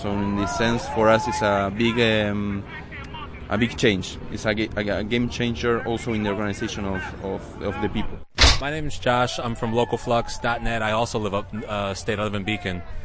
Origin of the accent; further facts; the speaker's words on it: Argentina; in Argentina in our country